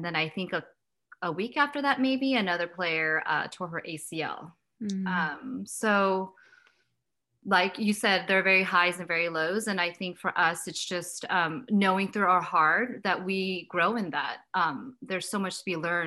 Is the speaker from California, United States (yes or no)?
yes; Downey, California, United States; I grew up in Southern California in a city called Downey, which is about 50 miles south of Los Angeles.